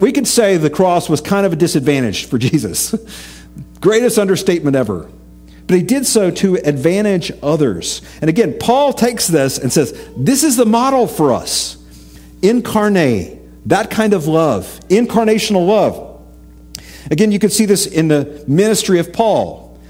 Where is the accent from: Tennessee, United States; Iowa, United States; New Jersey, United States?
Tennessee, United States; East; I grew up in East Tennessee, lots of rivers, lots of tubing with my youth group